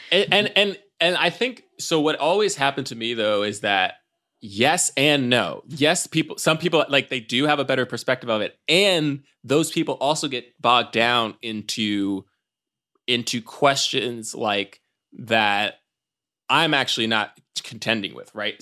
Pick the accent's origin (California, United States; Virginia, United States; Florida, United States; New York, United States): New York, United States; New York City; I grew up in Times Square Church, uh, in, in the heart of, uh, Times Square in New York City